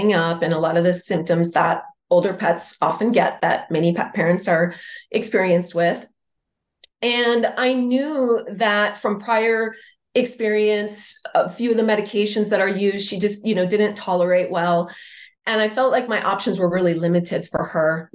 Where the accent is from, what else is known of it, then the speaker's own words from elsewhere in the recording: Wisconsin, United States; moved away as an adult; now in San Diego, United States; I'm from Wisconsin originally, but I've been in San Diego for more than 20 years